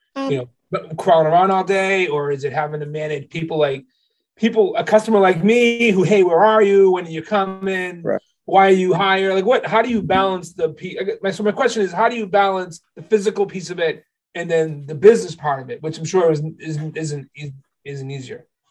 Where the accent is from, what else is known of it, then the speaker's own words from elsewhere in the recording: Haverhill, Massachusetts, United States; I'm from Haverhill